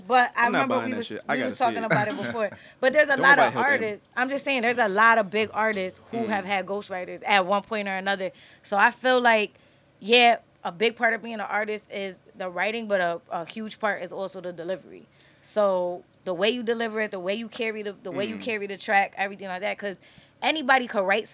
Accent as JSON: {"language": "English", "region": "Connecticut", "country": "United States", "also_born_or_lived": "Turkey / Texas", "said": "I'm from Connecticut"}